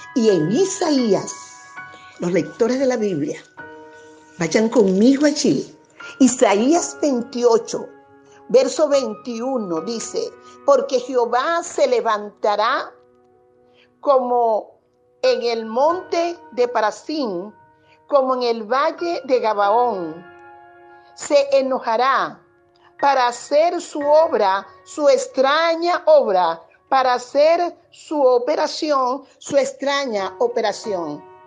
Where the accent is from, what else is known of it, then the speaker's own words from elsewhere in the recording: Venezuela; somos venezolanos